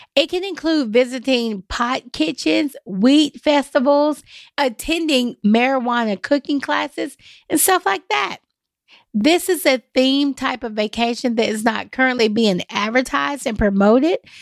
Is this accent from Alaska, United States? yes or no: no; Nashville, Tennessee, United States; I'm from East Nashville